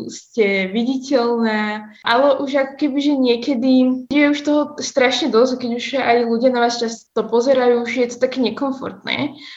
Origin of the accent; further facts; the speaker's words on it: Slovakia; also born or lived in Yemen; som oslinka, že pochádzam z Jemenu aj zo Slovenska